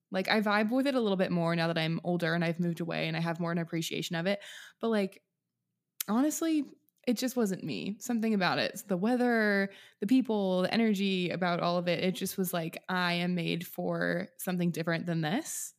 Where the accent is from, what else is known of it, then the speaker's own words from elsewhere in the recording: Monroe, Washington, United States; moved away as an adult; also born or lived in Malibu; now in Nashville, United States; I grew up outside of Seattle in a small farm town called Monroe, lived there my entire life, zero through eighteen